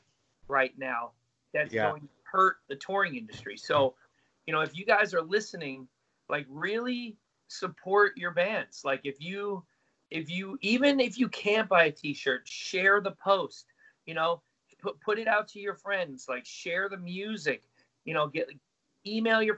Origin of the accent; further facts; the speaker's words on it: United States; we're from the States.